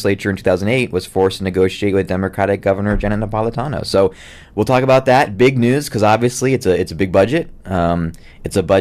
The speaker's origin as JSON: {"language": "English", "region": "East Coast", "country": "United States", "tie": "born or raised there", "moved": "yes", "lives_now": "Arizona, United States", "said": "I grew up on the East Coast"}